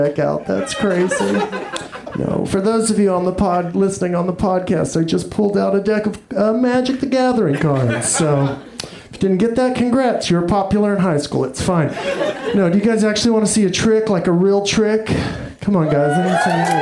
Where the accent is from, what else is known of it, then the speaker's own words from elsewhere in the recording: Texas, United States; I am from Texas